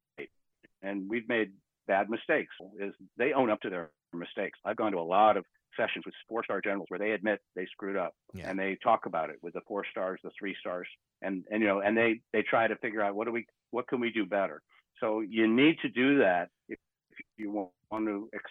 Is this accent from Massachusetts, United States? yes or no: yes; Boston area, Massachusetts, United States; also born or lived in Cohasset; growing up in the Boston area